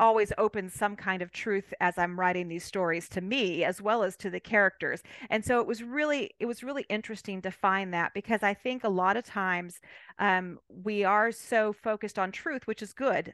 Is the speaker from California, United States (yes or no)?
yes; California, United States; moved away as an adult; now in Abilene, United States; I'm originally from California